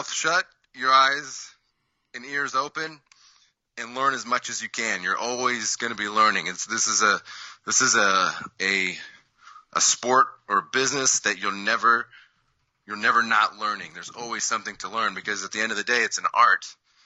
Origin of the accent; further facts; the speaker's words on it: Seattle, Washington, United States; I'm in the Seattle area